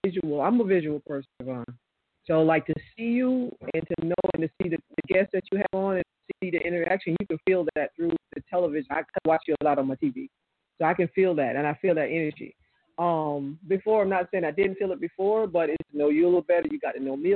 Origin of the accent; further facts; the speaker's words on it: Florida, United States; I'm from Florida